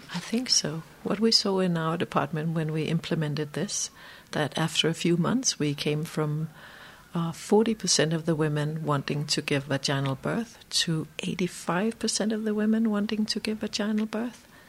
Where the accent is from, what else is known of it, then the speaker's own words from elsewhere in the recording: Denmark; moved away as an adult; also born or lived in Iceland; i'm a danish obstetrician